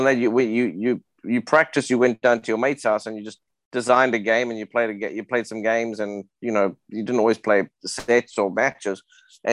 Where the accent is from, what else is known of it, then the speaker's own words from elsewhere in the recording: South Africa; I grew up in South Africa in the 80s.